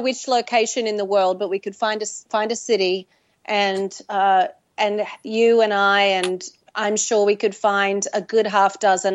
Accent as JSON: {"language": "English", "town": "Mackay", "region": "Queensland", "country": "Australia", "tie": "born or raised there", "also_born_or_lived": "Brisbane, Australia", "moved": "as an adult", "said": "I had moved from my hometown of Mackay to Brisbane in Australia"}